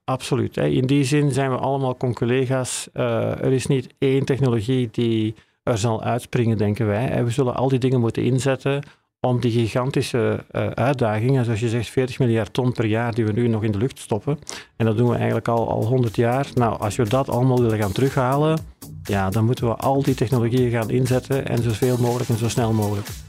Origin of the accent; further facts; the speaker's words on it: Belgium; moved away as an adult; now in Netherlands; Zoals je kan horen kom ik uit België, eh, maar ik werk al tien jaar hier in Nederland.